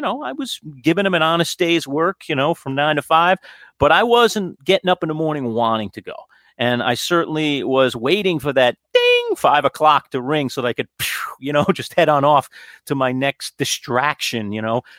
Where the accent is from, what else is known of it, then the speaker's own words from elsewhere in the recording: New York City, New York, United States; moved away as an adult; now in Syracuse, United States; I grew up in Queens. Queens Village is my hometown